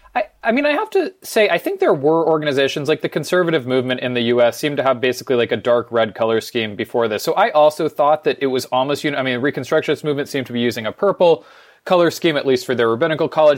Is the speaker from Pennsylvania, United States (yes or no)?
no; San Francisco, California, United States; moved away as an adult; also born or lived in Vancouver, Canada; I grew up on the West Coast, uh, in San Francisco